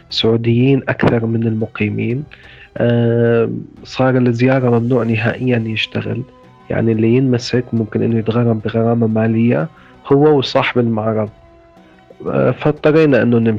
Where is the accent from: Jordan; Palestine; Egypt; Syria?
Syria; Izraa, Daraa Governorate; moved away as an adult; من مدينة إزرع بريف درعا درست اقتصاد بجامعة دمشق آه، اشتغلت بالهلال الأحمر السوري قسم الإسعاف طلعت من سوريا بسنة 2015